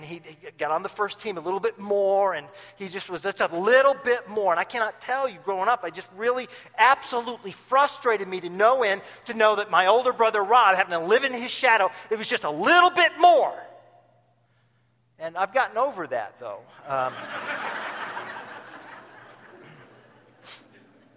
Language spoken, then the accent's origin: English; Tulsa, Oklahoma, United States; now in Champaign, United States; my hometown is in Tulsa